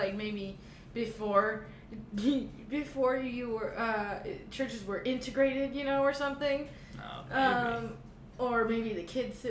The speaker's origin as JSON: {"language": "English", "town": "Florence", "region": "Arizona", "country": "United States", "said": "So I'm from Florence, Arizona, which is a very small town."}